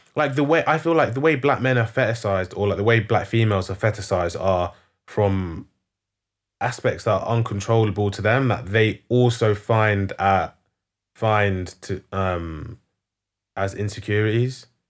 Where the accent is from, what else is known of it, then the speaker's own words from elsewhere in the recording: London, United Kingdom; I'm not from South. I'm from North.